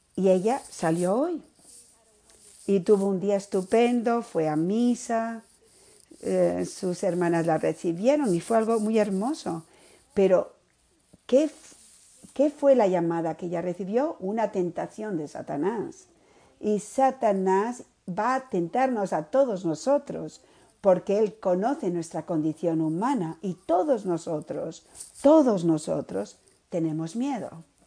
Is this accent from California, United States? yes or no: no; Miami, Florida, United States; soy de Miami